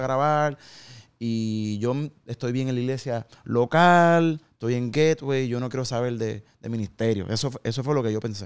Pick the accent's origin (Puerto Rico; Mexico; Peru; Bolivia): Puerto Rico; Carolina; moved away as an adult; now in Dallas, United States; Yo soy un jíbaro de Puerto Rico